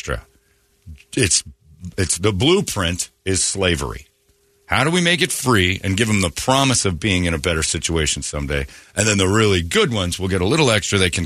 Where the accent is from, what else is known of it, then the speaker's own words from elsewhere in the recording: United States; I'm American